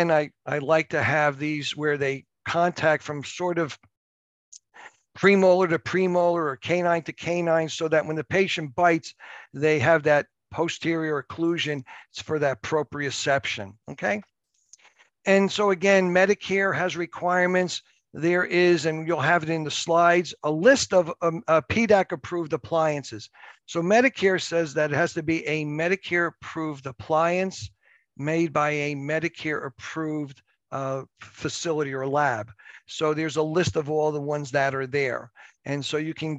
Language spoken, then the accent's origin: English; United States; I'm from New Jersey, New York area. We talk fast.